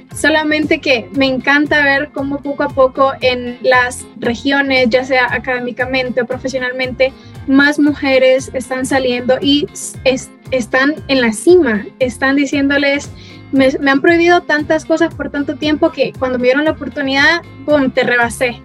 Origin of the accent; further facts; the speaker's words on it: Honduras; nosotras em, diéramos la cara como ciudadanas hondureñas